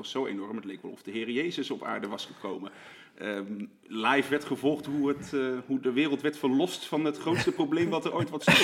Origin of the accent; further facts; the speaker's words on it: South Holland, Netherlands; Ehm, ik kom dus uit het Rotterdamse. Dus ehm, bij mij voor de deur is toen ik klein werd een metro aangelegd.